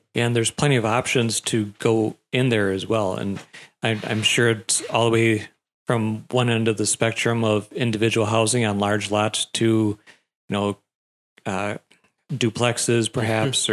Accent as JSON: {"language": "English", "town": "Wisconsin Rapids", "region": "Wisconsin", "country": "United States", "tie": "born or raised there", "also_born_or_lived": "Wausau", "said": "I've been stuck in Rapids all my life"}